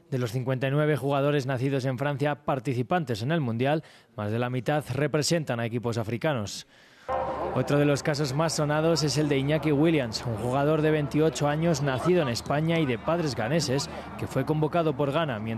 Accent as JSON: {"language": "Spanish", "country": "Cameroon", "tie": "born there", "said": "pero es muy especial, es mi país natal"}